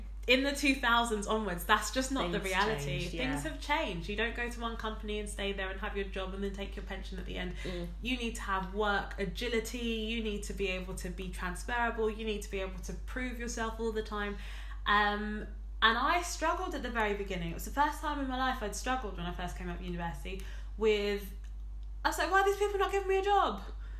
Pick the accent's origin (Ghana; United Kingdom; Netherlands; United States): Ghana; I am a Ghanaian girl. Mm-hmm. I am West African.